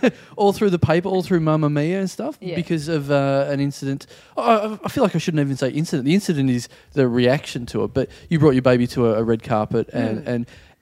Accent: Maryborough, Victoria, Australia; moved away; Because I'm a country boy originally

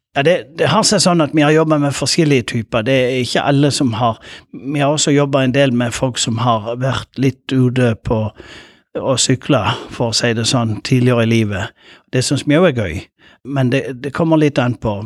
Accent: Lindesnes, Agder, Norway; jeg kommer fra Lindesnes

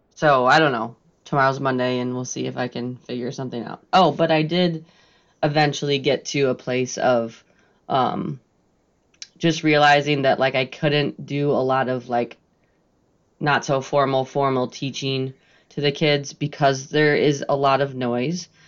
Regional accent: Lake Lansing, Michigan, United States; I grew up on Lake Lansing on a lake

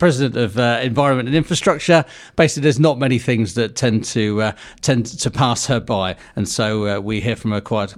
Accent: Guernsey; that's where we come from Guernsey.

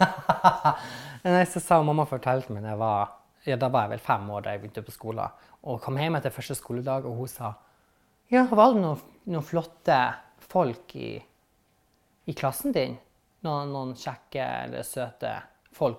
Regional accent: Vestvågøy, Nordland, Norway; accent: northern; now in Bergen, Norway; Jeg er fra Vakfjell, Lofoten. Eh, en plass eller en i kommunen som heter Vestvågøy, som er midt imellom Å og Svolvær. Så midt byen der. Der er 11 000 innbyggere, og jeg var vokst opp på en plass

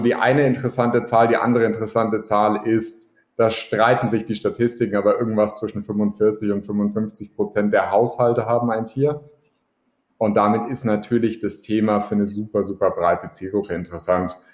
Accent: Augsburg, Bavaria, Germany; als Augsburger in der Stadt

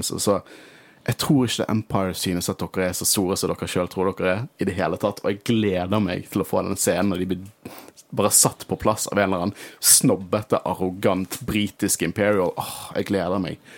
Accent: Norway; vi er fra Norge.

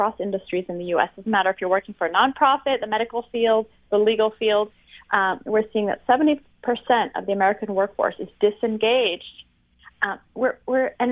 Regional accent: France; now in United States; I'm from France originally.

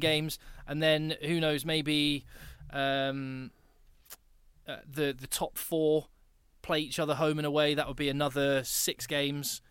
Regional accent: Newbury, South East England, United Kingdom; my hometown club was Newbury

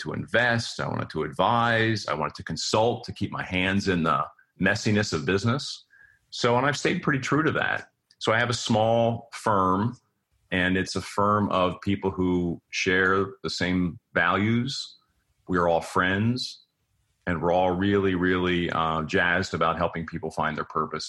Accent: near Philadelphia, Pennsylvania, United States; moved away as an adult; also born or lived in Cincinnati, Ohio; I grew up near Philadelphia

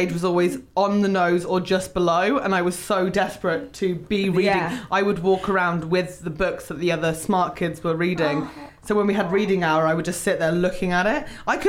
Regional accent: Aldershot/Fleet area, Hampshire, South East England, United Kingdom; born or raised there

